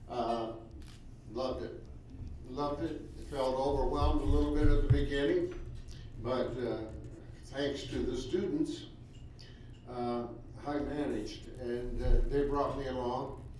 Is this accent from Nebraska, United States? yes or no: yes; Lincoln, Nebraska, United States; also born or lived in David City, Nebraska; I grew up in Northeast Lincoln and uh, went to Lincoln Northeast High School and attended Nebraska Wesleyan.